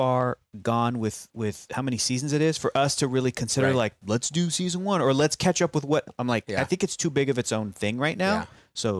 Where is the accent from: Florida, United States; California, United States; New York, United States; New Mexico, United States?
California, United States; San Diego; also born or lived in Los Angeles; growing up in San Diego